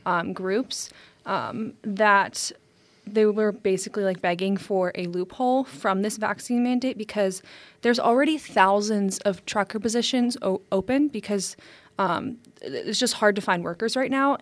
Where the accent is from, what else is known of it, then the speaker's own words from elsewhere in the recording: United States; As an American